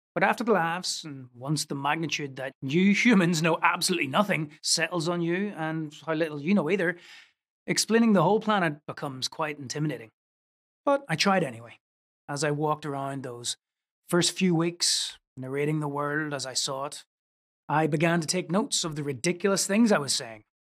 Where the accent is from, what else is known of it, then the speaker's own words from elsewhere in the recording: Northern Ireland, United Kingdom; I was growing up in Northern Ireland